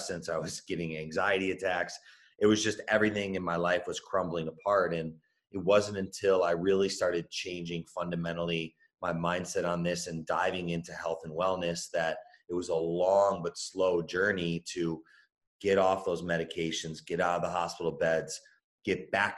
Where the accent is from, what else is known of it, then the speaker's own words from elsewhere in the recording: Chicago, Illinois, United States; I was born and raised in Chicago